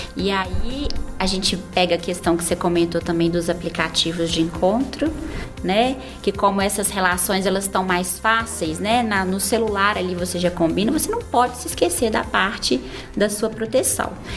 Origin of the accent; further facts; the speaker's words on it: Barbacena, Minas Gerais, Brazil; moved away; eu venho do interior, eu sou de Barbacena